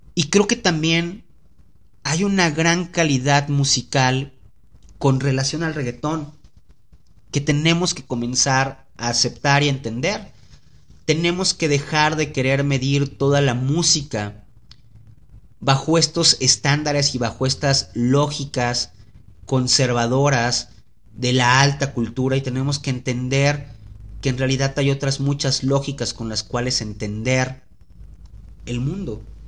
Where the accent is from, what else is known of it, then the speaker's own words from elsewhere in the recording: Veracruz, Mexico; yo soy de Veracruz.